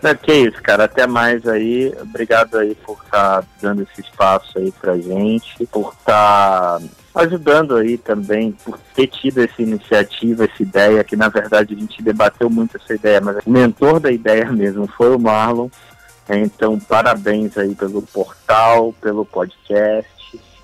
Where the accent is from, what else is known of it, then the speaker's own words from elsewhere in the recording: Rio de Janeiro, Brazil; Sou uma pessoa que gosto muito também de praia, como bom carioca